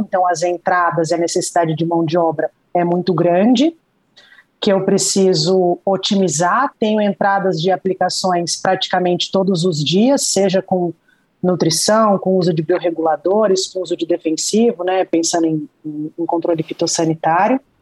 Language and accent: Portuguese; Araraquara, São Paulo, Brazil; moved away as an adult; also born or lived in Jaboticabal / Mato Grosso; now in Vale do São Francisco, Brazil; Eu sou de Araraquara, interior de São Paulo